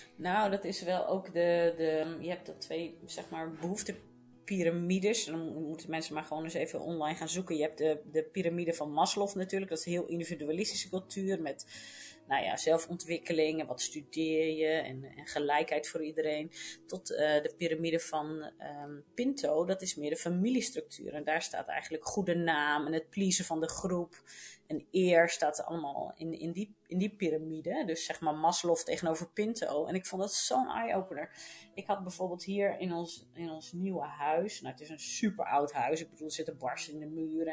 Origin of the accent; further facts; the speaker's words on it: Netherlands; moved away as an adult; now in Portugal; wij als Nederlanders zijn dat niet gewend